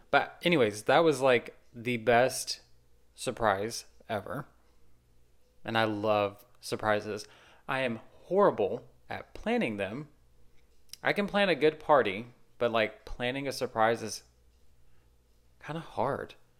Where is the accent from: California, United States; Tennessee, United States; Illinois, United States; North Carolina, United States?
Tennessee, United States; Nashville; I'm from Nashville